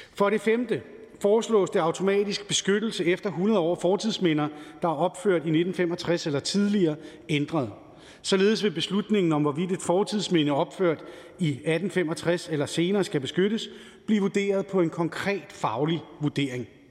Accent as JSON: {"language": "Danish", "town": "Helsingør", "region": "Capital Region of Denmark", "country": "Denmark", "tie": "born or raised there", "said": "født og opvokset i Helsingør"}